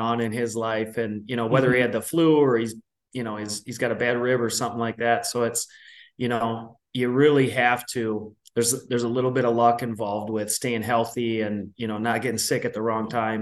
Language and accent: English; Minneapolis, Minnesota, United States; I grew up in Minnesota, especially in the Twin Cities